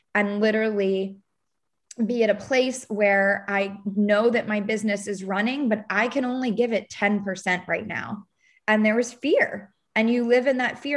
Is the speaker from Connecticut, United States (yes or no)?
no; Baltimore, Maryland, United States; moved away as an adult; now in Charleston, United States; I'm from Baltimore, Maryland, living in the suburbs of Baltimore